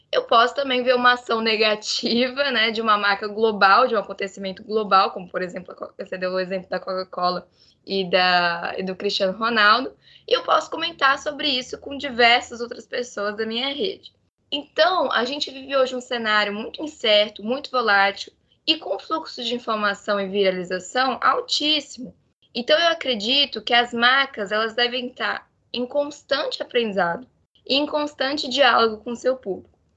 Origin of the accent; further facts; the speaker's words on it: Florianópolis, Santa Catarina, Brazil; eu sou aqui de Floripa